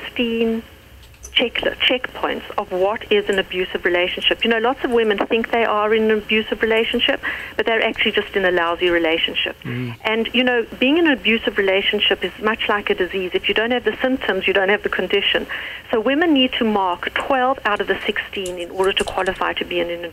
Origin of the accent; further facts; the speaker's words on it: United States; accent: South African; I'm actually American. I know I sound South African, but I'm American.